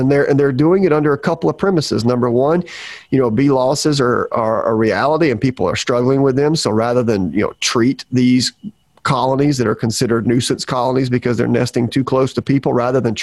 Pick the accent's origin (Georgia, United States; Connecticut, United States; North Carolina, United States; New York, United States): Georgia, United States; moved away as an adult; now in Florida, United States; I'm from Georgia. When I was up in Georgia, I didn't really think much about this all the time. Where I'm from, I did not see a lot of feral colonies. And if there were feral colonies, I was the one as a kid who got called to remove them